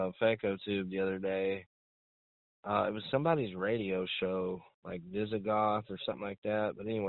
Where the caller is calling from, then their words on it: Arkansas, United States; I'm calling from Arkansas.